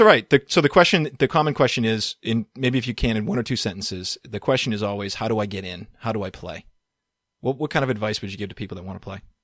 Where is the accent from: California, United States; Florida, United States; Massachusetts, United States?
Massachusetts, United States; Boston; born or raised there